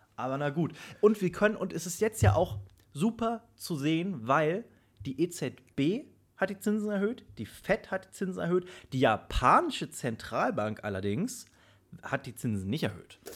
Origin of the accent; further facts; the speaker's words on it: Germany; bei uns in Deutschland